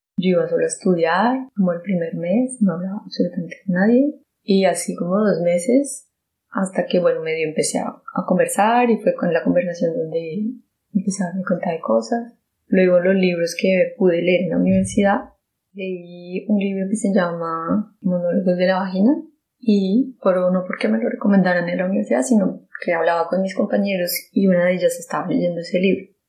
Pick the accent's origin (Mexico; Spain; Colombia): Colombia; moved away; el país donde yo nací, en Colombia